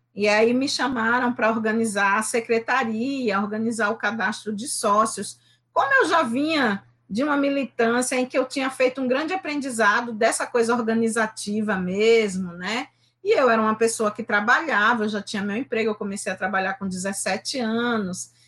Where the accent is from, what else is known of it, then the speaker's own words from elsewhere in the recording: Recife, Pernambuco, Brazil; tenho 52 anos, nasci no Recife, moro em Recife